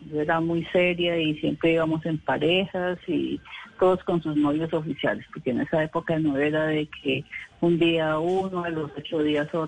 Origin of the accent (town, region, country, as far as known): Bogotá, Colombia